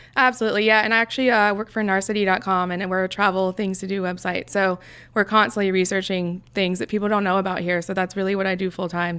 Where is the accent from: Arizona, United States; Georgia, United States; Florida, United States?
Georgia, United States; Alpharetta; also born or lived in Buckhead, Atlanta; now in Atlanta, United States; I grew up in Alpharetta. It's about 30 minutes north of here.